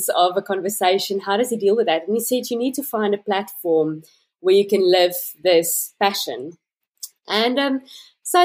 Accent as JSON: {"language": "English", "country": "South Africa", "tie": "born or raised there", "said": "I'm a South African-born resident, currently living in Cape Town."}